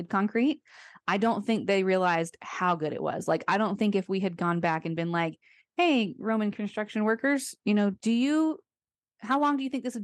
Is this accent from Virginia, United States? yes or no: no; Florida, United States; I grew up in Florida